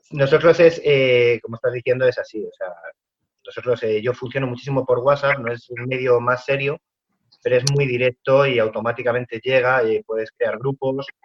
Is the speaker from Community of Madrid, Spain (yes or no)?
yes; Madrid, Community of Madrid, Spain; now in Cuenca, Spain; pues sí, yo vengo, vengo de Madrid, me, iba, me iba a trasladar aquí a Cuenca